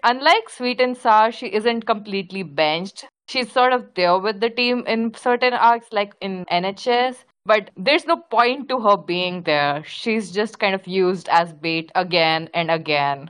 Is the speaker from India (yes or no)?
yes; India; As an Indian